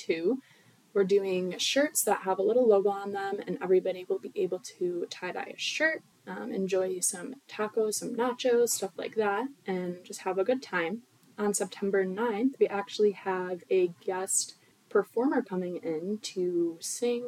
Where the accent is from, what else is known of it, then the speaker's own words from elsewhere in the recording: Orchard Park, New York, United States; I'm from Orchard Park, New York.